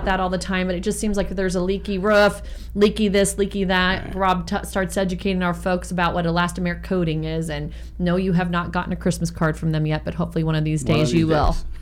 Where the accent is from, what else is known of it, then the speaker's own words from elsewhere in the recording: San Francisco, California, United States; moved away; I grew up in San Francisco in the Sunset District